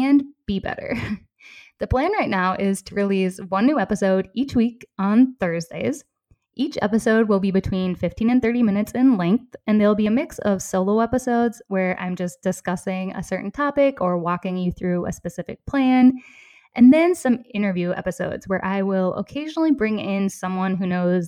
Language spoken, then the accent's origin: English; southeastern Minnesota, United States; accent: Minnesota; moved away as an adult; also born or lived in Decorah, Iowa / Madison, Wisconsin; now in Copenhagen, Denmark; I grew up in a small rural town in southeastern Minnesota.